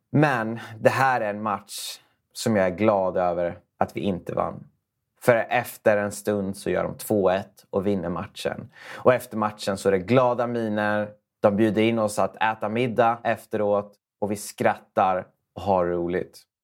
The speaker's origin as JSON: {"language": "Swedish", "country": "Sweden", "tie": "born or raised there", "said": "det trygga Sverige där vi växte upp"}